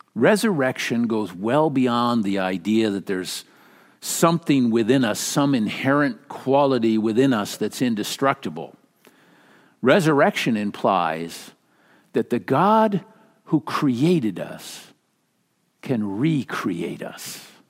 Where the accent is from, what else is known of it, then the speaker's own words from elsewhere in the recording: Minnesota, United States; moved away; growing up in Minnesota